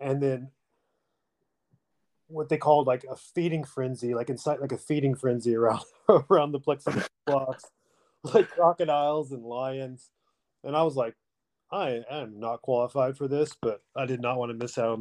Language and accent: English; Oklahoma, United States; moved away as an adult; also born or lived in Los Angeles; I'm from Oklahoma. I'm 42. You know, grew up in a pretty rural spot